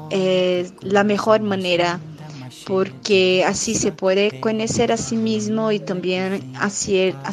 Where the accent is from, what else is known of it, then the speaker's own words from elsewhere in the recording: Brazil; Spanish is a second language; Hola a todos … soy de Brasil. Hice mi primer viaje sola para Gramado en la parte sur de mi país.